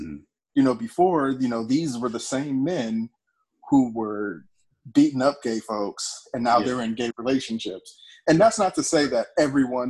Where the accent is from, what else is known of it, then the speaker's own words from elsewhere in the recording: Gary, Indiana, United States; I grew up in Gary, Indiana, so I was around, you know, gang violence my whole life